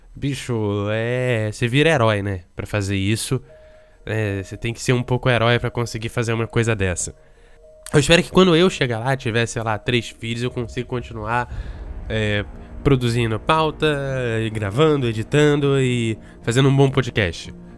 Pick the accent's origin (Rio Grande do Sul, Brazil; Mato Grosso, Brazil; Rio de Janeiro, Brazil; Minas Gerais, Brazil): Rio de Janeiro, Brazil; now in Espírito Santo, Brazil; eu sou carioca